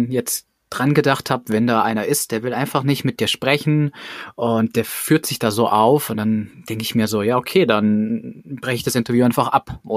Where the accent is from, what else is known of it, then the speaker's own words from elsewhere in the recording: Germany; als Deutscher